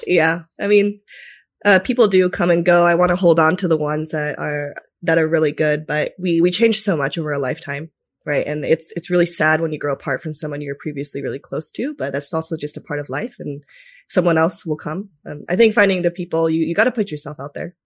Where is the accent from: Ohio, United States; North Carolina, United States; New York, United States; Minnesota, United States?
Minnesota, United States; also born or lived in Tokyo, Japan; I was raised in Minnesota after that for the most part.